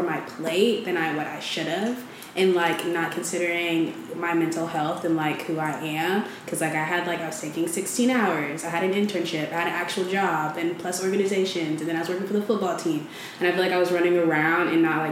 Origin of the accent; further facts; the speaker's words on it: Madison, Mississippi, United States; I'm from Madison, Mississippi.